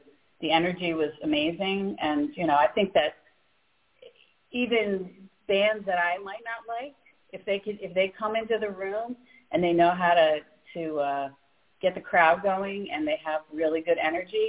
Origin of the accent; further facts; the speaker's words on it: Saratoga Springs, New York, United States; also born or lived in Connecticut / Rochester, New York; now in Albany, United States; I was born in Albany. I wasn't raised here. I grew up in Saratoga and then Connecticut